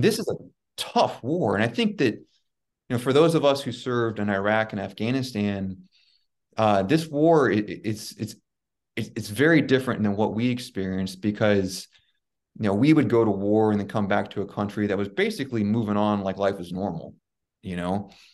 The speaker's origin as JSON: {"language": "English", "country": "United States", "moved": "yes", "lives_now": "Kyiv, Ukraine", "said": "from my perspective as an American"}